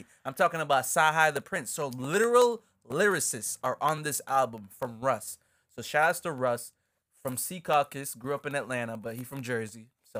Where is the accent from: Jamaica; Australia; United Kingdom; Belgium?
Jamaica; now in United States; Let's get into growing up emo and being Jamaican. What is that? Check it out. So so we obviously spoke about moving from Jamaica to upstate New York and how much of a culture switch that was.